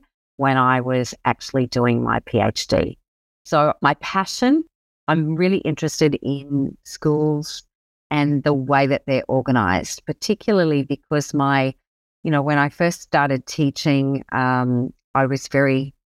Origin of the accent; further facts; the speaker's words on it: Brisbane, Queensland, Australia; also born or lived in Sunshine Coast, Queensland; I live here on the wonderful Sunshine Coast in Queensland, and I actually grew up in Brisbane, so I'm a Queenslander through and through